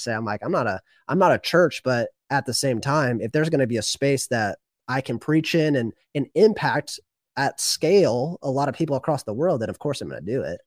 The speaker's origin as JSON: {"language": "English", "area": "the Northwest", "region": "Pacific Northwest", "country": "United States", "also_born_or_lived": "Washington State", "said": "I'm from the Northwest, like you"}